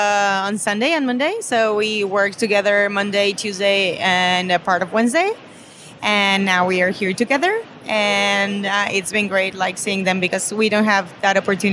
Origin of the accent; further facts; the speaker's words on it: Mexico City, Mexico; I'm from Mexico City.